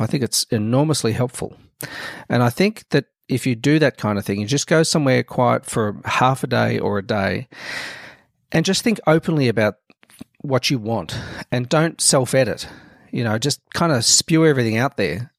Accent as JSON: {"language": "English", "town": "Melbourne", "region": "Victoria", "country": "Australia", "tie": "born or raised there", "said": "to set up the Melbourne branch, um, where I lived"}